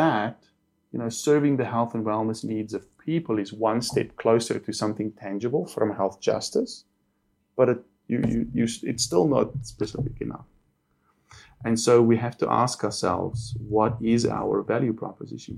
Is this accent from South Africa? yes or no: yes; Cape Town, Western Cape, South Africa; I was born in Cape Town. I was actually born in Tigerberg Hospital, so I'm super local